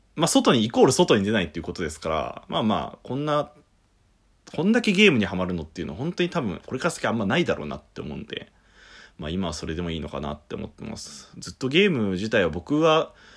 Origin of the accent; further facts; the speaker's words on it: Shizuoka, Japan; 僕とベベは結構あの、サイレントヒルみたいなところの県出身なんですよ